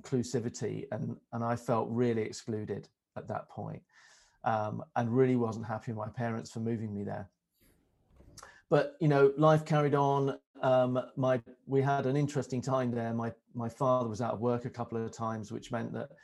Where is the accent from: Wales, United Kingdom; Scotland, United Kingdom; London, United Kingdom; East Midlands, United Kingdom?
East Midlands, United Kingdom; Melton Mowbray; also born or lived in Ireland; we moved very quickly to the Midlands and a market town called Melton Mowbray